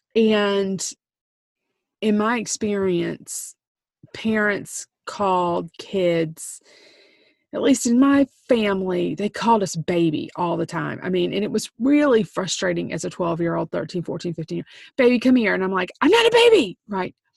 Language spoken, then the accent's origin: English; South Carolina, United States; I'm from South Carolina.